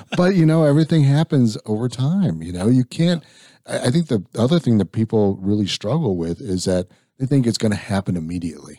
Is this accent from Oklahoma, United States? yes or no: no; Illinois, United States; I grew up in Illinois